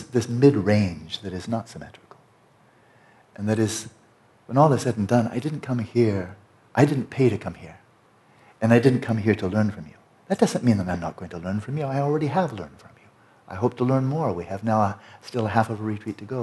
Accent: United States; I'm a born American. My family has been in America, I think, quite a few generations. In California alone for 5 generations

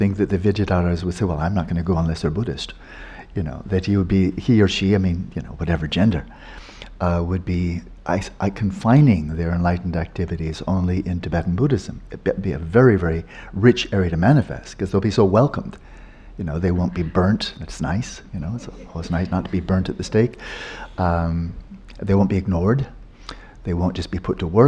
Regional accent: Pasadena, California, United States; I was born in Pasadena

